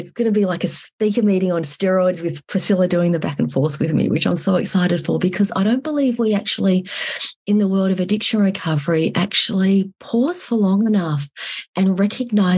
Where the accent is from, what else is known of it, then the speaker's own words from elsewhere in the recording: Australia; moved away as an adult; also born or lived in Vietnam; now in Fairbanks, United States; I was born in Vietnam. I was raised in Australia. And these days I live in Fairbanks, Alaska